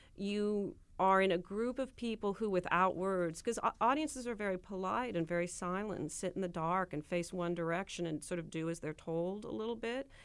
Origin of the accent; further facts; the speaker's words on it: Nebraska, United States; I'm from Nebraska